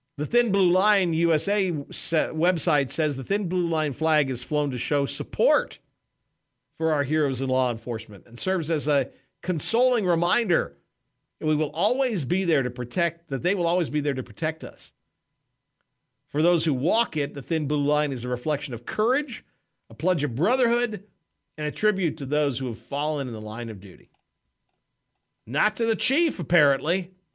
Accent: Wichita, Kansas, United States; I'm from Kansas. I'm from here in Wichita, which is sort of the south central

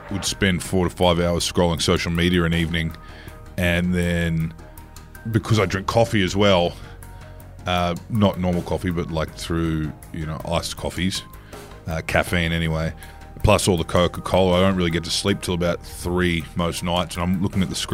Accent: Australia; As an Australian male, it's kind of what I do.

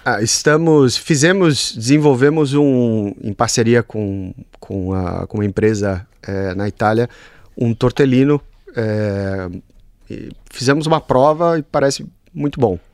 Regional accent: Brazil; moved away as an adult; now in Bologna, Italy; Cresci no Brasil

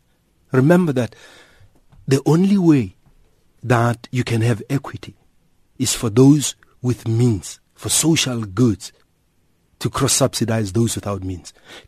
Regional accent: South Africa; I'm here as an individual, as a South African, as an ophthalmologist in private practice, as a son of the soil, and as a caring South African.

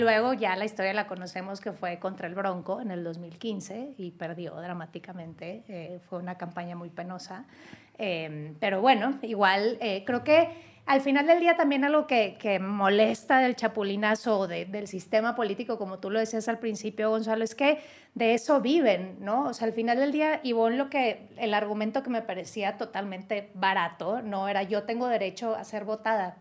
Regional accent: Monterrey, Nuevo León, Mexico; en Nuevo León, mi tierra, en la Sultana del Norte

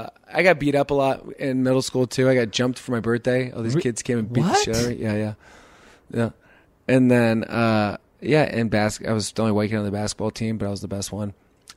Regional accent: Chicago, Illinois, United States; also born or lived in San Jose; Well, I grew up in Chicago before and after. So we lived in Chicago, then we moved to San Jose when I was in middle school, and then at ninth grade, we moved back to Chicago.

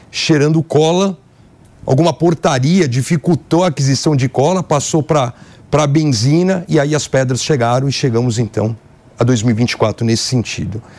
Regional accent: São Paulo, Brazil; paulistano, sou filho do centro, vi a Cracolândia nascer.

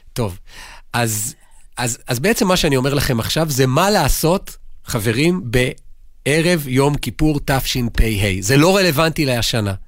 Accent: Jerusalem, Jerusalem District, Israel; אני ירושלמי

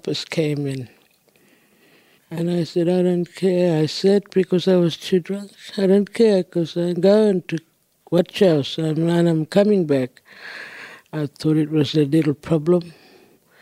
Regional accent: Lake Evella, North East Arnhem Land, Northern Territory, Australia; first language Djambarrpuyngu; English is a second language; I come from Lake Bella, Kapo Weak. It's a small community, it's got a lake. And shops, office, clinic, school. And my first language is Jambarapuingo.

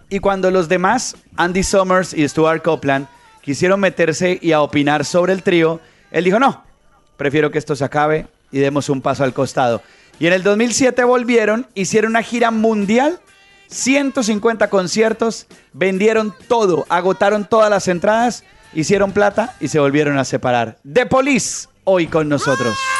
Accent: Colombia; uno como colombiano

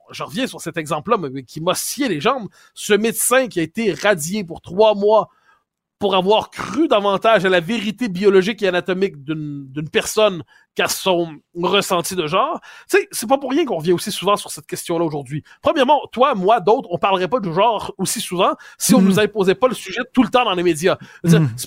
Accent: Quebec, Canada; moi, on est, on est des Québécois passés date.

